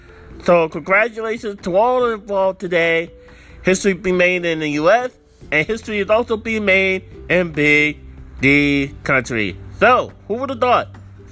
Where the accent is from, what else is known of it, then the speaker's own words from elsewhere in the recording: Springfield, Missouri, United States; And I'm the one from Springfield, Missouri.